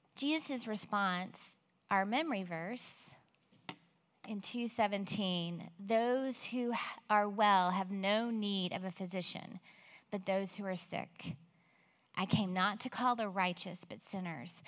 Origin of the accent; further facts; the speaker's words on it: Belton, United States; I grew up in Belton and married my high school sweetheart almost 30 years ago